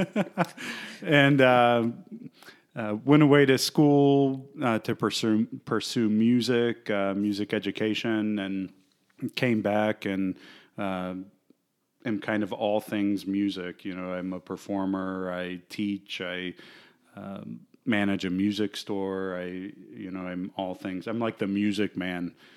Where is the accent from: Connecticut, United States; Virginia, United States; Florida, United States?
Florida, United States; Fort Myers; I grew up here in Fort Myers